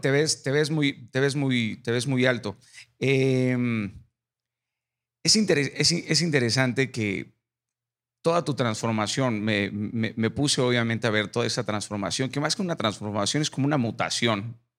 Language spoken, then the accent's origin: Spanish; Mazatlán, Sinaloa, Mexico; Yo soy Mazatlán, Sinaloa, y, y, mi infancia fue en Mazatlán